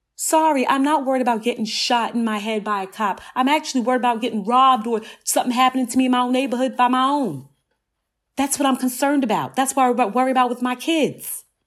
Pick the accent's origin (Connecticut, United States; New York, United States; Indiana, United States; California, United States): New York, United States; New York City; I grew up in Southside Jamaica, Queens